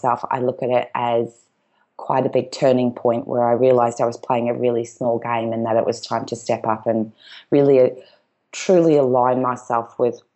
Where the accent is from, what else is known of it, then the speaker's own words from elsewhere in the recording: Gold Coast, Queensland, Australia; We are originally from the Gold Coast